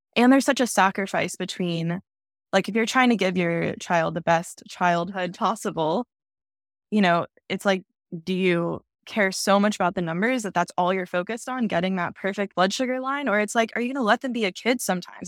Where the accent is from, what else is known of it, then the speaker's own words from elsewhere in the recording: Dallas, Texas, United States; moved away; also born or lived in Austin, Texas; I am from Dallas